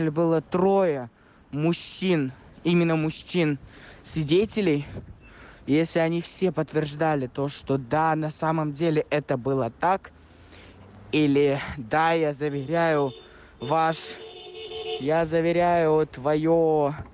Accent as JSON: {"language": "Russian", "region": "Dagestan", "country": "Russia", "said": "Друзья, WhatsApp … из Республики Дагестан."}